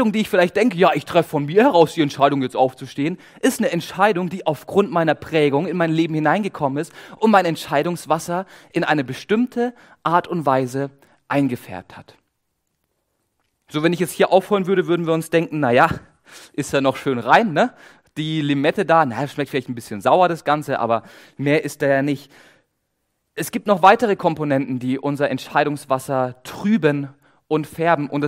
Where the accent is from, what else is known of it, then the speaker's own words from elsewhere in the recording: Baden-Württemberg, Germany; Ich komme aus dem Schwabenländle. Wir als Schwaben, wir sind ja bekannt dafür, dass wir sparsam leben